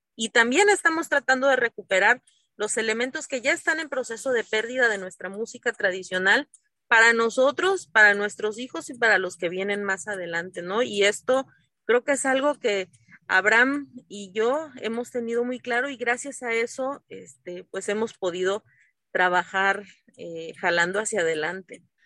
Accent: Asunción Ixtaltepec, Oaxaca, Mexico; En mi pueblo, en Ixtaltepec

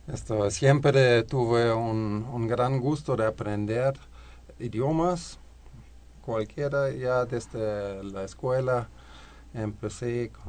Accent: Hamburg, Germany; Spanish is a second language; now in Mexico; Yo vengo de Hamburgo, de Alemania Occidental, y allá no fue muy claro, no fue muy frecuente que uno quiera aprender el ruso.

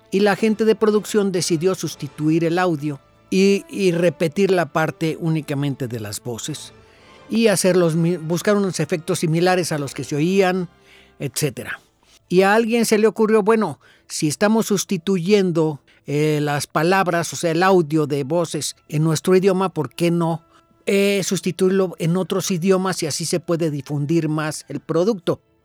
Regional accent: Mexico; nosotros, los mexicanos

